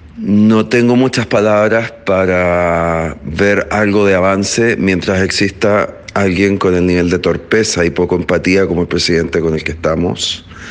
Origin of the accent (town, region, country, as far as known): Chile